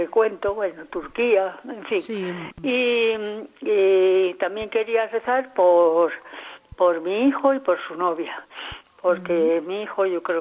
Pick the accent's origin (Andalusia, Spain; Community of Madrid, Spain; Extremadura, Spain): Andalusia, Spain; Y yo, en cambio, soy andaluza y él dice que me amparo en que soy andaluza